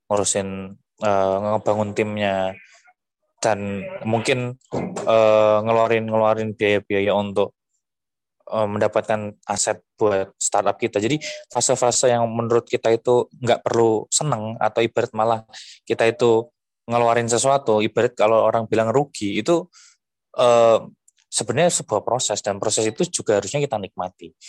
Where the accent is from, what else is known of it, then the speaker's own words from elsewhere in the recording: Bojonegoro, East Java, Indonesia; Terus saya coba e, ngebangun tim untuk ngasih APD ke nakes-nakes di kota saya dari Bojonegoro kan.